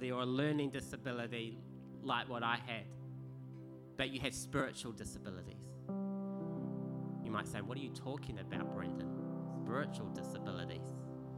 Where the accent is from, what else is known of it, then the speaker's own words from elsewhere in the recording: Kapiti Coast, Wellington, New Zealand; the church I was brought up in on the Kapiti Coast